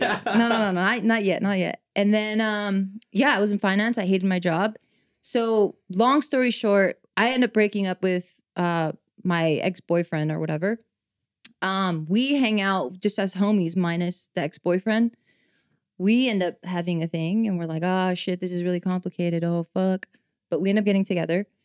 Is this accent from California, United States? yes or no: yes; Los Angeles, California, United States; born and raised in East